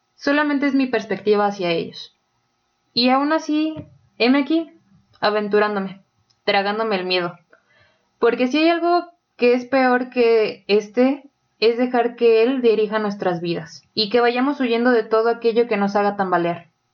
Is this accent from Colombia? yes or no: no; Mexico; nosotros como mexicanos